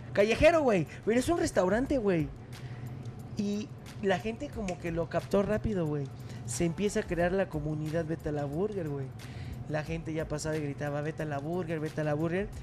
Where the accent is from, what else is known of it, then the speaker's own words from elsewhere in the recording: Santiago de Querétaro, Querétaro, Mexico; Yo soy originario de Hércules, soy queretano